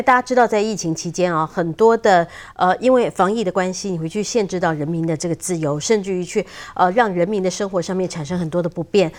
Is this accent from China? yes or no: no; Taiwan; 对我们台湾人来讲